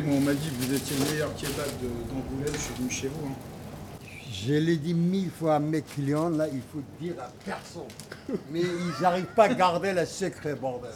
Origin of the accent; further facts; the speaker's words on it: Kurdistan, Turkey; French is a second language; moved away; nous, on est des Kurdes, on n'a droit à rien du tout en Turquie